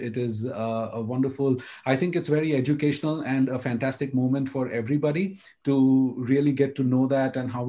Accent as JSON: {"language": "English", "town": "Mumbai", "region": "Maharashtra", "country": "India", "tie": "born or raised there", "said": "I have been brought up in India. I was born and brought up in India, and I come from the city of Mumbai, which is also the commercial capital of India. That's where the stock exchange and the Bollywood is."}